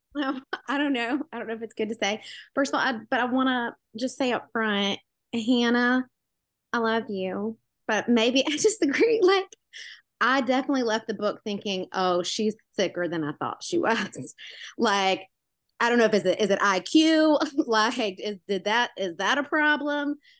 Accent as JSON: {"language": "English", "town": "Memphis", "region": "Tennessee", "country": "United States", "said": "I'm from Memphis, the Tennessee. It's southern."}